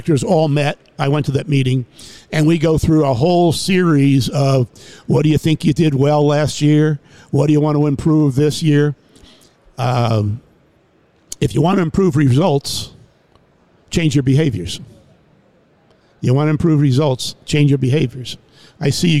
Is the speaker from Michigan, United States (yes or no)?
no; New York City, New York, United States; moved away as an adult; also born or lived in Jacksonville, Florida; I'm from New York City originally.